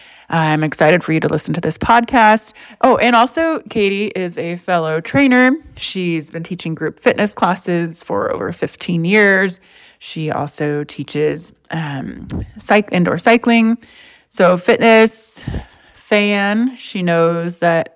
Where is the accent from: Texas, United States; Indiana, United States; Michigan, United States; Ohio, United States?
Indiana, United States; Indianapolis; now in Los Angeles, United States; I'm from Indianapolis